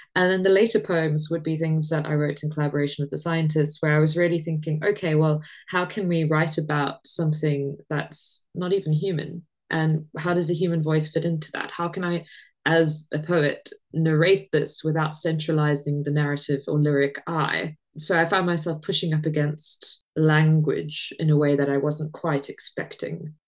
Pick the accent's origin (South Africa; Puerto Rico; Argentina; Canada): South Africa; growing up in South Africa, you it's a very religious country